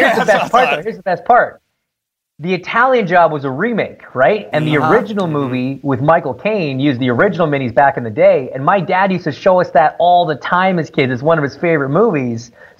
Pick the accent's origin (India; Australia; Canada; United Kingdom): Canada; Toronto, Ontario; I grew up in Toronto, right? But my dad, he's from England.